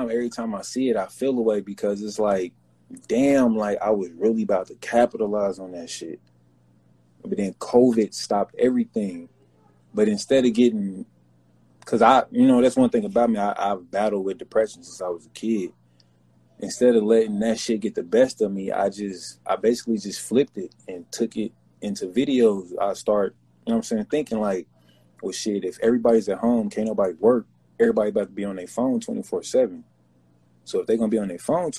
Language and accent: English; Kansas City, Missouri, United States; I'm from Kansas City